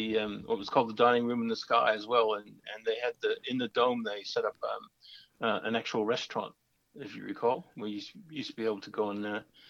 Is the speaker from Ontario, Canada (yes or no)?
yes; Toronto, Ontario, Canada; moved away as an adult; now in Melbourne, Australia; Yes, I was born in Toronto in 1949.